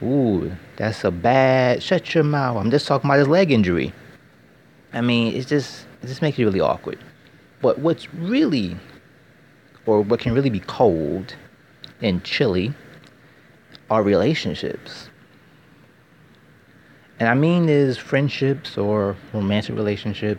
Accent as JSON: {"language": "English", "country": "United States", "said": "I'm American"}